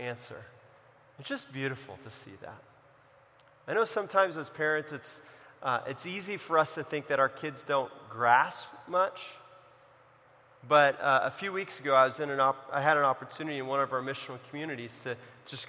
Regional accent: Central California, United States; also born or lived in Los Angeles; I grew up in California, in Central California

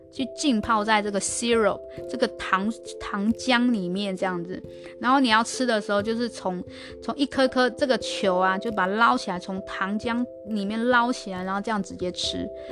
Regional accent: Taiwan; moved away as an adult; also born or lived in Australia; 我们台湾是比较常做成甜点来吃

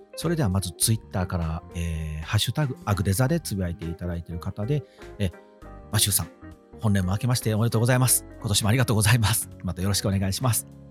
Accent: Wakayama, Japan; 地元和歌山愛が旺盛で

